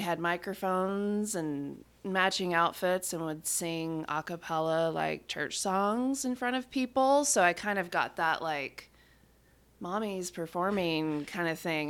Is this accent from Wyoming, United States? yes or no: no; West Monroe, Louisiana, United States; born in Louisiana